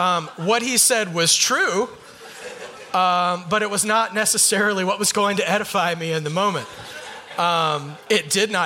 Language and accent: English; Southern US, United States; I am from the South, so these names are going to be fun.